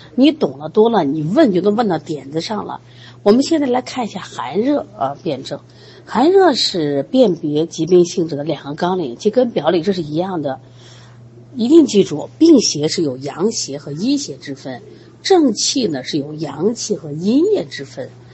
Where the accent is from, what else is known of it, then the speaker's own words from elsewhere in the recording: China; 我们中国人